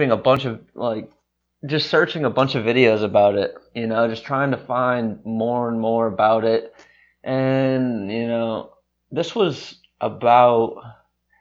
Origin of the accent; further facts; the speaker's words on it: Bangor, Maine, United States; moved away as an adult; now in Savannah, United States; growing up in Maine and hiking in Baxter State Park